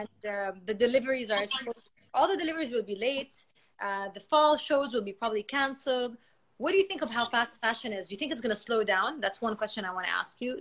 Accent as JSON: {"language": "English", "country": "Saudi Arabia", "moved": "as an adult", "lives_now": "Kuwait", "said": "I'm from Saudi and she's I'm married to someone from Kuwait. So we're both far away from home"}